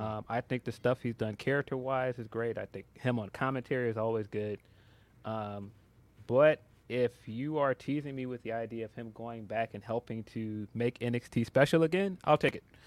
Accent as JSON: {"language": "English", "town": "Chicago", "region": "Illinois", "country": "United States", "said": "I am a Chicagoan"}